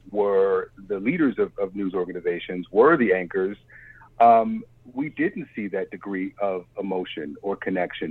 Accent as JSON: {"language": "English", "town": "Baltimore", "region": "Maryland", "country": "United States", "tie": "born or raised there", "moved": "yes", "said": "I'm from Baltimore"}